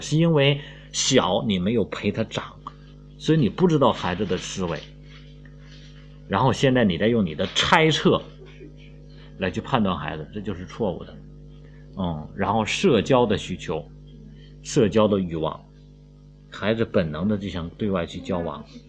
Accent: China; 我们都是中国人

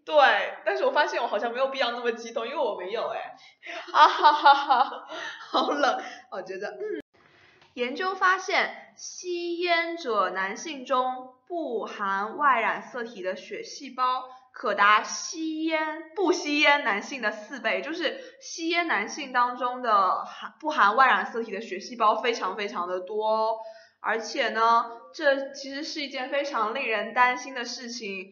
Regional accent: China; 我们中国人的思想

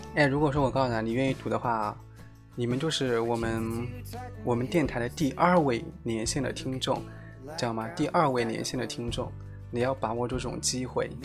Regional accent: Jiangsu, China; 我就江苏的

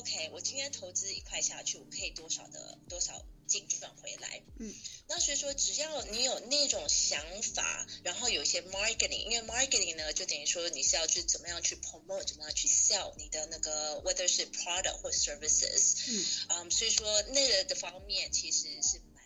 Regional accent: Taiwan; moved away; 因为我是台湾人，所以说我爸是商人

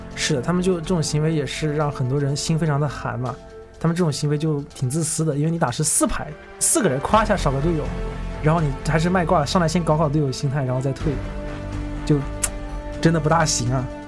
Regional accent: Shenzhen, Guangdong, China; 我是深圳人

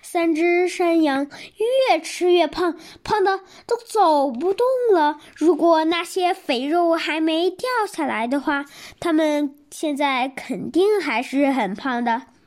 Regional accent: Shijiazhuang, Hebei, China; 我来自河北石家庄

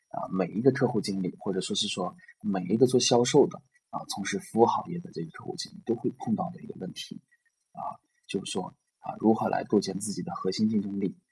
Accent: northern China, China; 作为一个北方人来说呢，我们做生意 是后天的

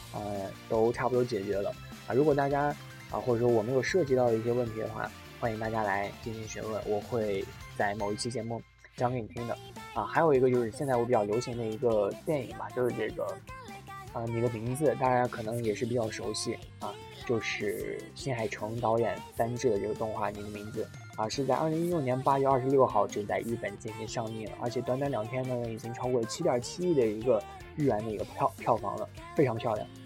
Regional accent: China; now in Japan; 我的故乡那里吧，就是虽然说还不算太贫穷，但是平常的这个，呃，商店里是不会卖这种，呃，冰淇淋的

